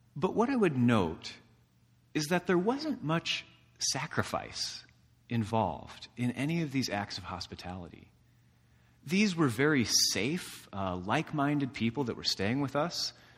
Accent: DeMotte, Indiana, United States; DeMott, Indiana, in my hometown

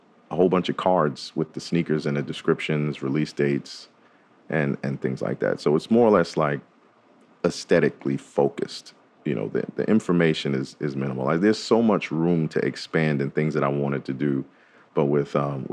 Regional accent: New York, United States; now in Nashville, United States; I grew up in New York, so, you know, that's a fashion heavy market up there

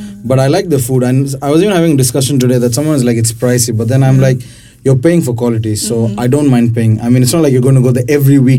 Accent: India; I'm an Indian at the end of this, so, you know, I'm just putting it.

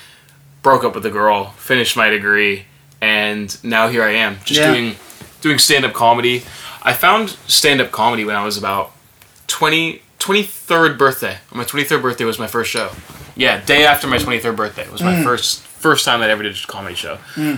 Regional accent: Andalusia, Spain; also born or lived in Atlanta, United States; So I was born in Atlanta, Georgia, in 1995, and I've got a bit of a weird upbringing. When I was about 8 years old, I moved to the south of Spain

